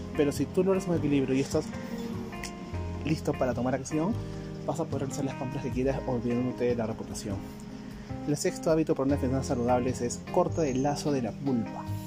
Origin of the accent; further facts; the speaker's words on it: Peru; yo soy peruano